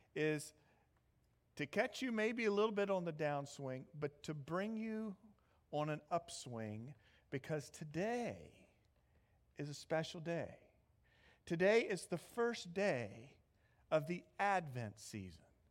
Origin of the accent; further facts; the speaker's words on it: Midwest, United States; moved away; I'm from the Midwest, so you have to understand I'm a Big Ten kind of guy.